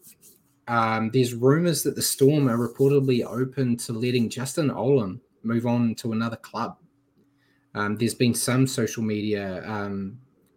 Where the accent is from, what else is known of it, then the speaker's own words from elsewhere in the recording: New Zealand; I'm a Kiwi